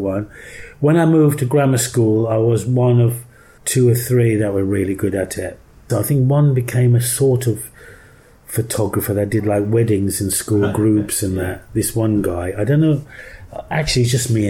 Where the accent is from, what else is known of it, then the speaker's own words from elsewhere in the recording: Lye, West Midlands, United Kingdom; accent: Black Country; also born or lived in Birmingham; I grew up in the Black Country, which was like 10 miles to the southwest of Birmingham, where I lived in a town called Lye, which was real thoroughbred Black Country